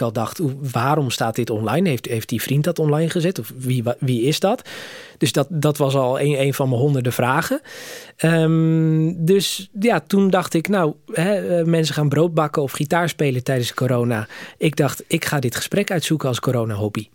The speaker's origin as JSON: {"language": "Dutch", "country": "Netherlands", "said": "Ik kom zelf uit Nederland."}